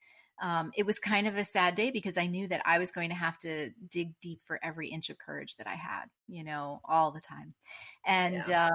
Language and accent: English; New Jersey, United States; I'm from Jersey